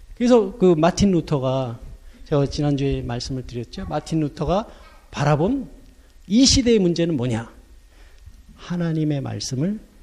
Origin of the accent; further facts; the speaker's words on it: South Korea; moved away as an adult; now in Germany; 나 코리아에서 왔다고 그랬더니